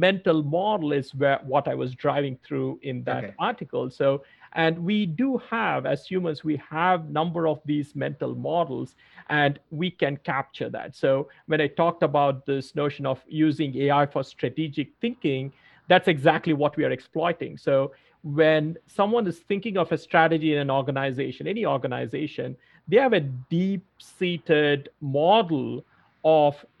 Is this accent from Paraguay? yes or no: no; India; moved away; also born or lived in Australia / New York; I had not seen much of snow growing up in India and then in Australia.